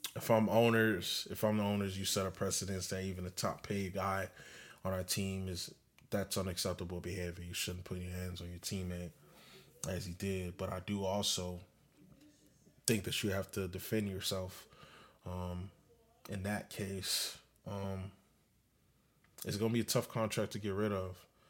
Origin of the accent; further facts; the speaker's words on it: Broward, Florida, United States; I'm a nobody from Broward